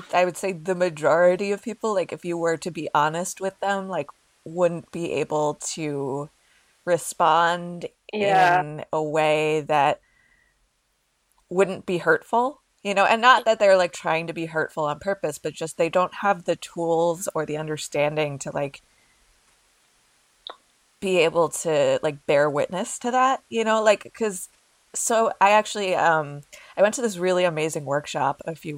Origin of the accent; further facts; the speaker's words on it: New Jersey, United States; I grew up in New Jersey